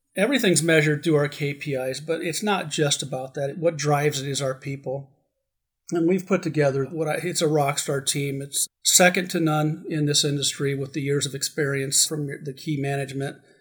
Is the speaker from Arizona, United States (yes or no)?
yes; Arizona, United States; also born or lived in Southern California; I am glad to be grounded back in my home state